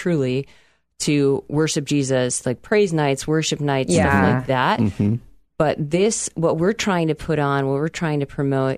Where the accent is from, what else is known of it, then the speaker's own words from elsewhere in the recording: Chicago, Illinois, United States; I grew up in the Chicagoland area